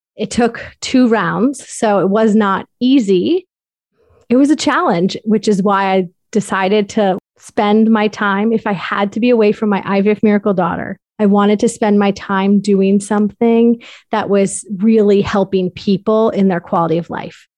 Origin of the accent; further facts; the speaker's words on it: Darien, Connecticut, United States; moved away as an adult; also born or lived in New York City / South Carolina; I am from Darien, Connecticut